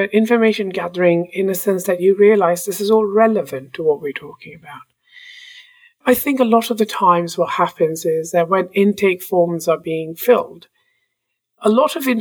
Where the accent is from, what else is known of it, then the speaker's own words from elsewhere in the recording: India; moved away as an adult; also born or lived in England; now in Canada; I was born in India. I was sent to a British school in India. Then I left India to go study in England